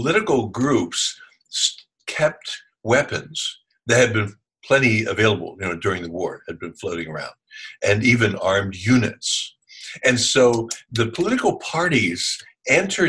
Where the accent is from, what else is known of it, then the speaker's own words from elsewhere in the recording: Philadelphia, Pennsylvania, United States; I'm from Philadelphia